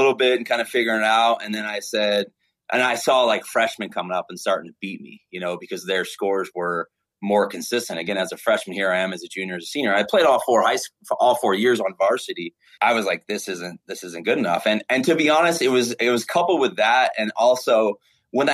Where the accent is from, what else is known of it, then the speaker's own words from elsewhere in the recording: Santa Clarita, California, United States; I grew up in a place called Santa Clarita, California. It's about an hour north of LA.